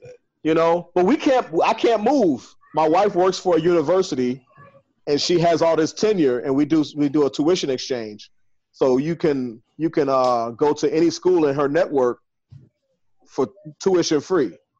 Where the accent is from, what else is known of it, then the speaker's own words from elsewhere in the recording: Chicago, Illinois, United States; I'm from Chicago. It's like 19 degrees in Chicago right now